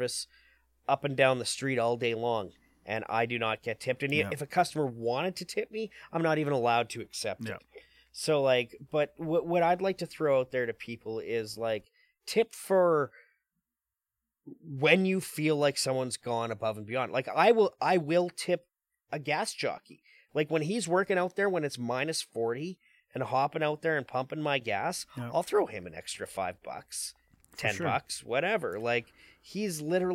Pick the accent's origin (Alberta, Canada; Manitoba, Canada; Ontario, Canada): Manitoba, Canada; Winnipeg; I'm from Winnipeg